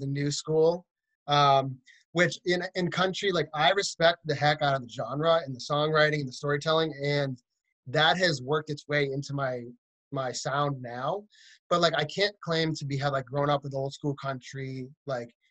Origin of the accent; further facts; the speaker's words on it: central Massachusetts, United States; moved away as an adult; also born or lived in Boston, Massachusetts; now in Nashville, United States; I grew up in Massachusetts, kind of in the central part of the state.